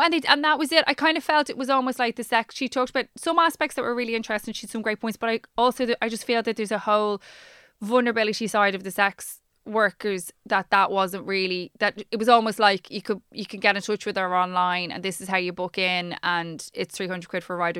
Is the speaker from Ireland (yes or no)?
yes; Dublin, Leinster, Ireland; I'm from Dublin